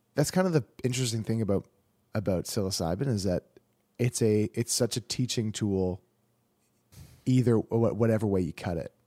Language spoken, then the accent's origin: English; Canada; I'm super Canadian